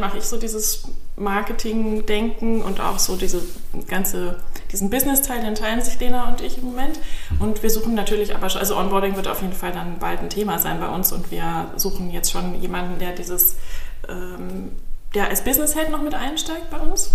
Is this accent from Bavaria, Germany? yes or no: yes; Bavaria, Germany; moved away as an adult; now in Berlin, Germany; ich komme aus Bayern ursprünglich und bin ähm, schon vor langer Zeit hierher gezogen